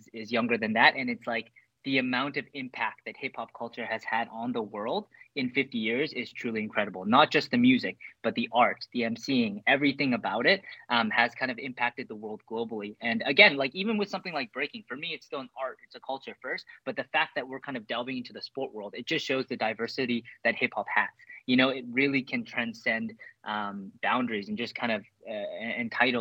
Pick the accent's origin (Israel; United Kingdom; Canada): Canada; growing up in Canada